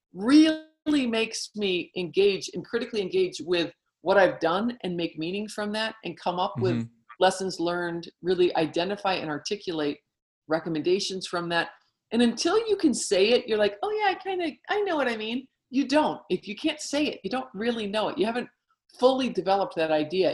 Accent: United States; as American women

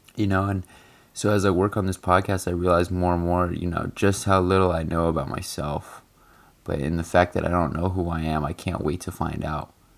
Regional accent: United States; I'm in the US and, you know, I'm an American

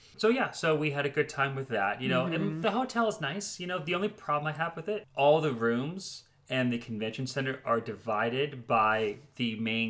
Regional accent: California, United States; being that we're from California

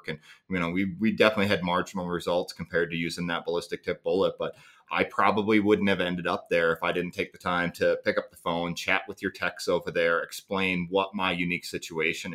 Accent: Midwest, United States; I grew up hunting whitetails in the Midwest

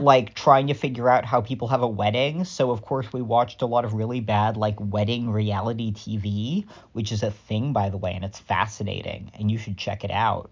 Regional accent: California, United States; I am a Californian with a lapsed Catholic dad.

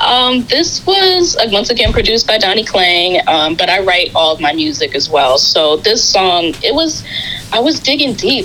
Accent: New York City, New York, United States; I'm from Queens, New York, uh, representing Queens

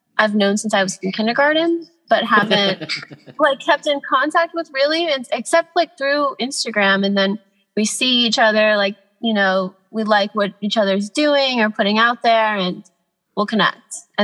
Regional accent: Los Angeles, California, United States; also born or lived in Atlanta, Georgia; I grew up in Atlanta. Okay. Until I was like 11, and then I moved to Los Angeles.

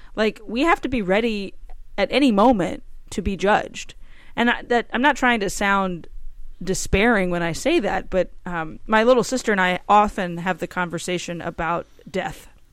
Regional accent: Cajun, Louisiana, United States; I'm Cajun

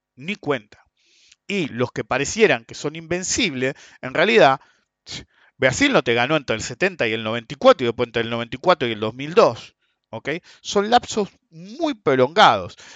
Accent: Argentina; somos argentinos

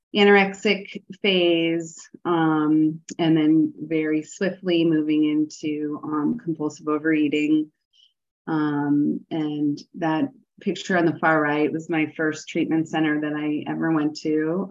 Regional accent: the North, United States; now in the South, United States; I live in the South. I'm a Northerner

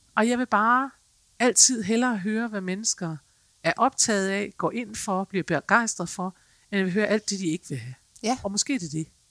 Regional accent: Denmark; vi er som mennesker, som danskere måske

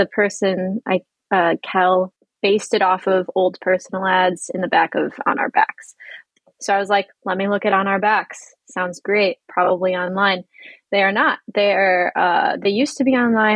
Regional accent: Northwest Indiana, United States; moved away as an adult; now in Washington, DC, United States; my hometown is Northwest Indiana, like on like the region that is next to Chicago

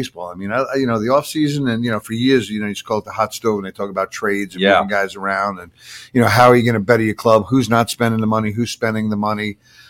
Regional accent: Patchogue, New York, United States; moved away; where I grew up in Patchogue, it's a hopping joint, man.

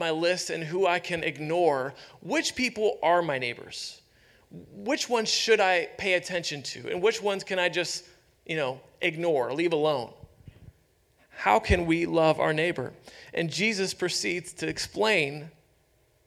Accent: Youngstown, Ohio, United States; moved away; I grew up in Youngstown, Ohio

